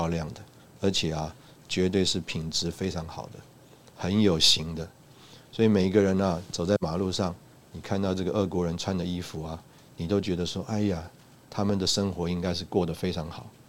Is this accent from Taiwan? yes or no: no; China; 就说啊，我们中国人呢，呃，这个最看重的或者最最愿意花钱的啊，就是啊吃啊